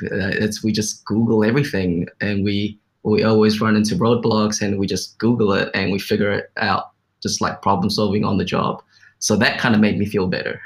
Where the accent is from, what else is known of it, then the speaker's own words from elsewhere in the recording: New Zealand; growing up in New Zealand, which is like a Western culture